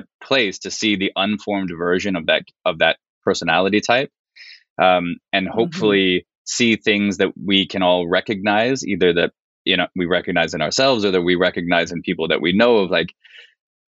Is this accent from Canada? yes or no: yes; Canada; now in United States; so I'm Canadian, right? I've lived in the States for a very long time, but I was still raised in Canada